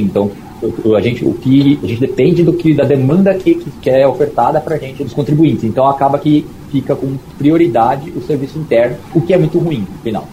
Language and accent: Portuguese; São Paulo, Brazil; also born or lived in Araraquara; eu sou de São Paulo, mas eu fiz faculdade em Araraquara